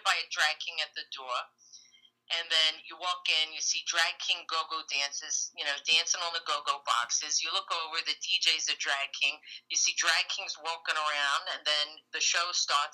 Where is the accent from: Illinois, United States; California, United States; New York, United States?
New York, United States; New York City; I'm from Brooklyn